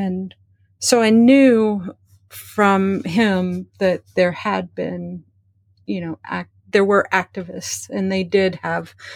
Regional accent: Western Kentucky, United States; moved away as an adult; now in Lexington, United States; I'm from Western Kentucky, and I really identified more Midwestern growing up.

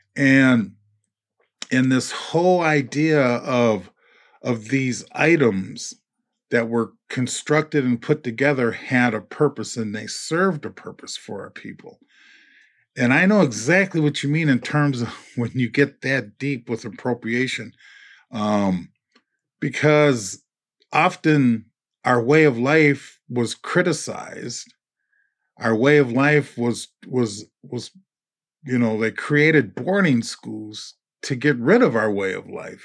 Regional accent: Minneapolis, Minnesota, United States; I was born and raised in the Twin Cities

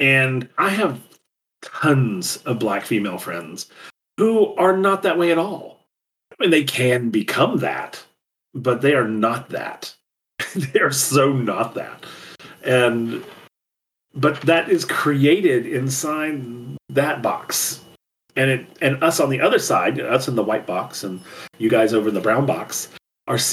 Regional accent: the South, United States; It's part of who I am because I'm from the South

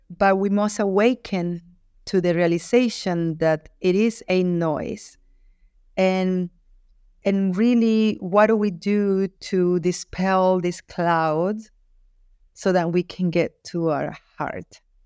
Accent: Guayaquil, Guayas, Ecuador; I was born in Guayaquil, Ecuador, in South America

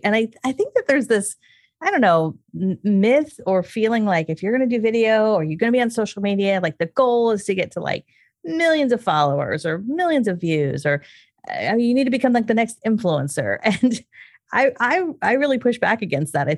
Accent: California, United States; being a Californian.

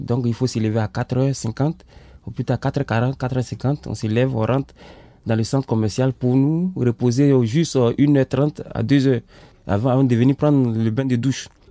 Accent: Côte d’Ivoire; moved away as an adult; also born or lived in Sweden; now in Lyon, France; je suis ivoirien. j'ai quitté mon pays depuis le 27 avril 2017

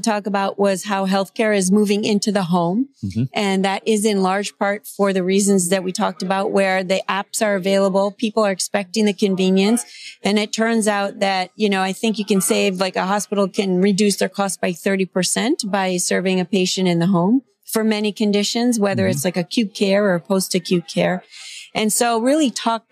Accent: Cleveland, Ohio, United States; I'm from Cleveland

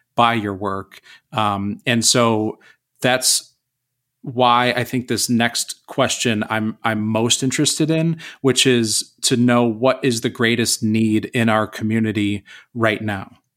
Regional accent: Corning, New York, United States; proud to call Corning my hometown

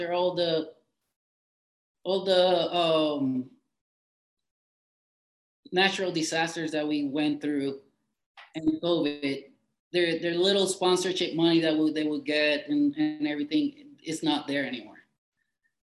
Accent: Puerto Rico; me being Puerto Rican, which are we are American citizens by birth

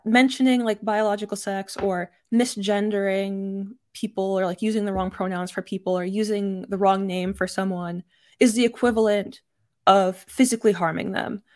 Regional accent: Texas, United States; I was raised in Texas

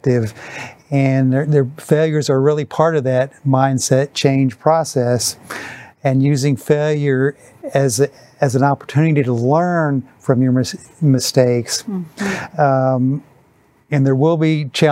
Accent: Wisconsin, United States; my boyhood idol growing up in Wisconsin, Vince Lombardi

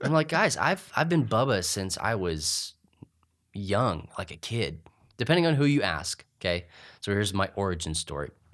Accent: Clovis, New Mexico, United States; I grew up in Clovis, New Mexico

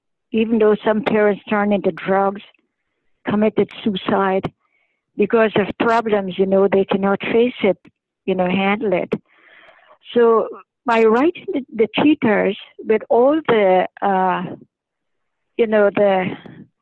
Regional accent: Canada; I'm a Canadian

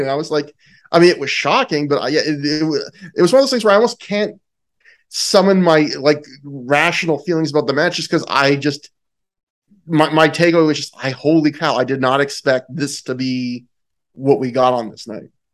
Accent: Canada; I'm Canadian.

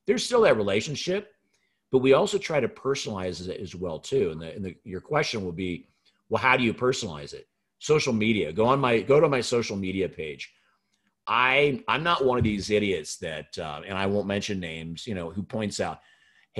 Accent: Pacific Northwest, United States; I grew up in the Pacific Northwest

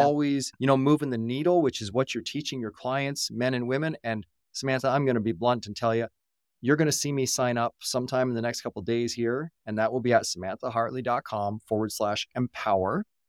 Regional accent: Canada; I'm a Canadian

